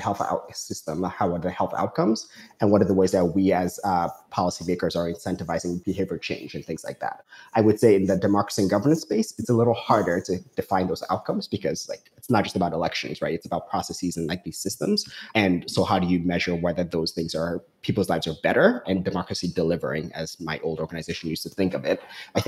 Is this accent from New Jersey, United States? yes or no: yes; Newark, New Jersey, United States; Newark. So that's what I consider home.